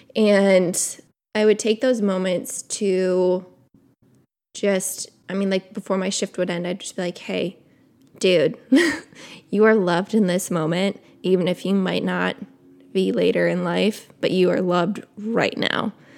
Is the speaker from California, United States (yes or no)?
no; Wisconsin, United States; I grew up in Wisconsin.